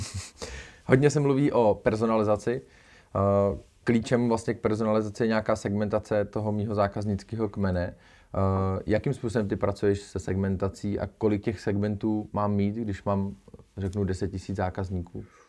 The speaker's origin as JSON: {"language": "Czech", "country": "Czechia", "said": "my, jako Češi"}